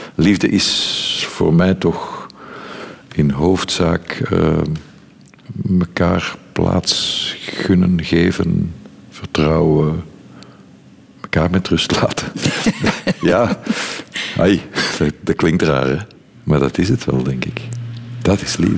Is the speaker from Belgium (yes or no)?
yes; Brussels, Brussels-Capital Region, Belgium; ik ben Brusselaar, ik was niet, ik ben Brusselaar